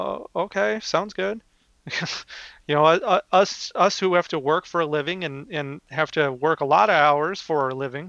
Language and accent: English; Minnesota, United States; I'm from Minnesota